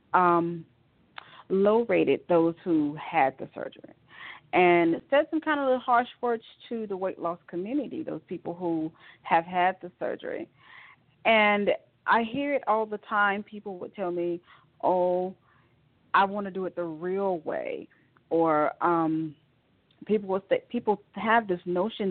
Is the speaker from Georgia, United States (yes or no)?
yes; Rome, Georgia, United States; moved away as an adult; now in Atlanta, United States; I am from Rome, Georgia, a little small town outside of Atlanta, Georgia, northwest of Atlanta, Georgia, where I was born and raised